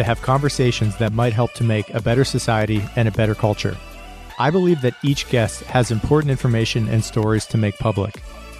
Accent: Pennsylvania, United States; I'm from the Midwest. I'm from Northwestern Pennsylvania.

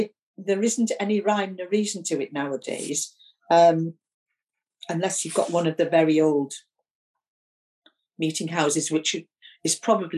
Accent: Keswick, North West England, United Kingdom; also born or lived in Newcastle / Sunderland; I'm actually from Keswick, a long, long, long, long time ago. But I've lived most of my life in the northeast of England, in Newcastle and Sunderland

